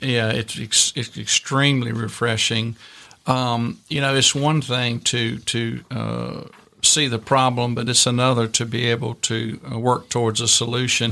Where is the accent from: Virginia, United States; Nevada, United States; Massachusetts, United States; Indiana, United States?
Virginia, United States; I grew up in Virginia in small town, rural Virginia